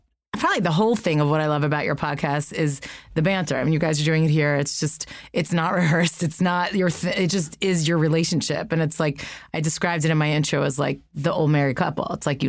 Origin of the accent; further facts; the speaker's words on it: East Coast, United States; moved away as an adult; now in Los Angeles, United States; So I come from the East Coast and just moved out here 15 months ago